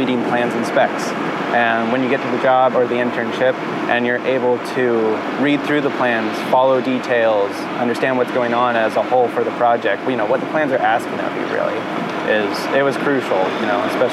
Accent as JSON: {"language": "English", "area": "Monterey Bay Area", "region": "California", "country": "United States", "tie": "born or raised there", "also_born_or_lived": "Chico, California", "said": "I grew up in the Monterey Bay Area"}